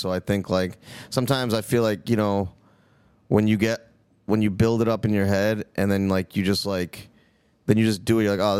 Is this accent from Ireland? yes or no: no; India; No, I'm Indian.